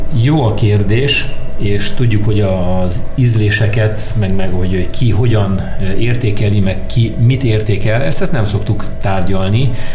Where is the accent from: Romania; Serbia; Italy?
Romania; Cluj-Napoca, Cluj County; now in Hungary; én Kolozsvári vagyok egyébként, uh-huh. Kolozsvárról jöttem Magyarországra